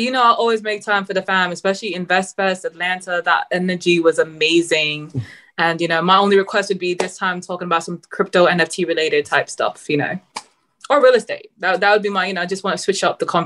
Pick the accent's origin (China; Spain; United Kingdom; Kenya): United Kingdom; Manchester, North West England; accent: Mancunian, London and New York hybrid; also born or lived in London; I'm from Manchester, UK. I've lived in London, so it's all love. My accent is now a hybrid of Mancunian London's a little bit of New York.